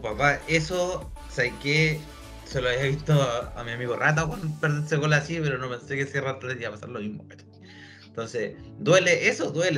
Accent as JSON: {"language": "Spanish", "country": "Chile", "said": "soy chileno, weón, soy chileno, weón. Ah, no soy argentino por si acaso"}